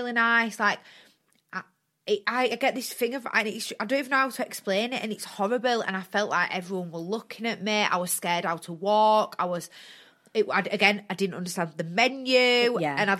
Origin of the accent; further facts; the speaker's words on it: Bradford, Yorkshire and the Humber, United Kingdom; I'm from Bradford, and I'm proud to be from Bradford